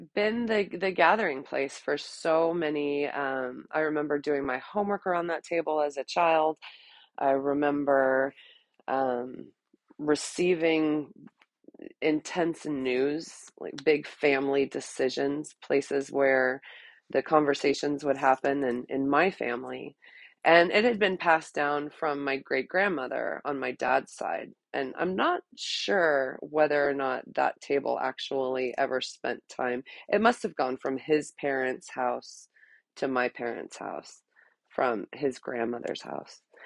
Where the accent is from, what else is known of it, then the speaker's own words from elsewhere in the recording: Texas, United States; ever since I was a teeny tiny little girl growing up in Texas.